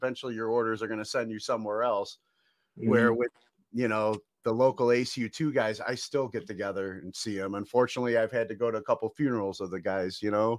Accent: Cleveland, Ohio, United States; me growing up in Cleveland

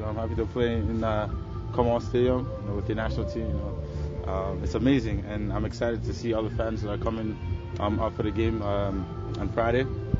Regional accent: Edmonton, Alberta, Canada; moved away; excited to play in front of my hometown.

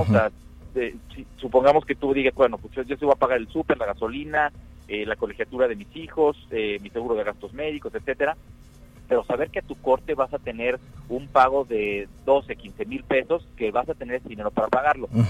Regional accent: Mexico; nos conocemos como mexicanos

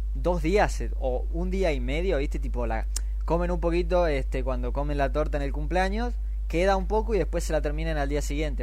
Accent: Argentina

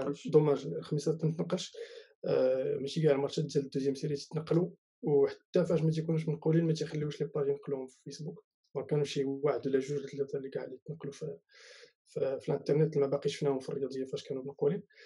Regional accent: Marrakesh, Marrakesh-Safi, Morocco

